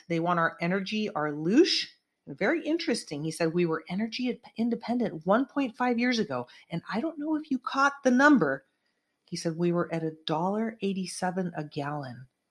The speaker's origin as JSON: {"language": "English", "region": "California", "country": "United States", "said": "I'm proud to say as a Californian"}